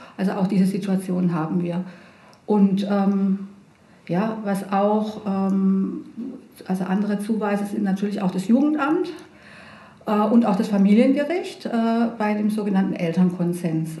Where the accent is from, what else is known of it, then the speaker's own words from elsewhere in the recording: Pforzheim, Baden-Württemberg, Germany; also born or lived in Heidelberg; now in Bretten, Germany; Ich bin in Pforzheim zur Schule gegangen